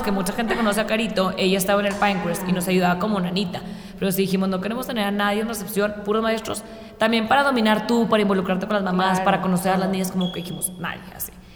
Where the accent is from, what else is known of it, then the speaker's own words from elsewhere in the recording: Chihuahua, Mexico; now in Mexico City, Mexico; soy una, una de las directoras, soy de Chihuahua